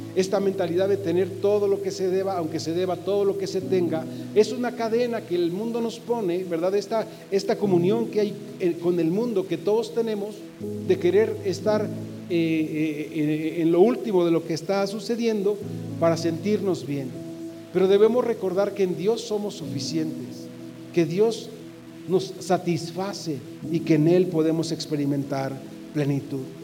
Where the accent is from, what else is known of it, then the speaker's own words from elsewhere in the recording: Mexico; todos los que somos mexicanos celebramos porque hemos nacido en la misma patria